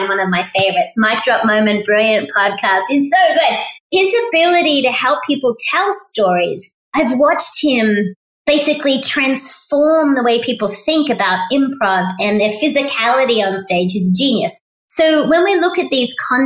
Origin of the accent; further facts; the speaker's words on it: Australia; moved away as an adult; now in United States; I'm Australian, so we grow up recycling.